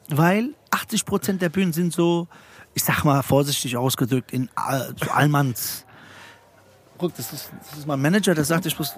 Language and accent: German; Frankfurt, Hesse, Germany; ich komme aus Frankfurt, wir haben keinen Schreibtisch